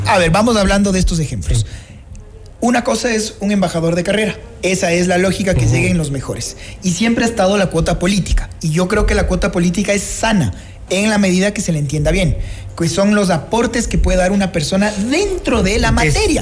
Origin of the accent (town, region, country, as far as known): Ecuador